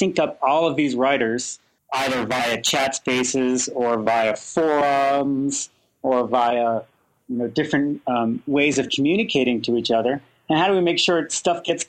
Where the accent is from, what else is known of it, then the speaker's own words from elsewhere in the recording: Colorado, United States; I'm from Colorado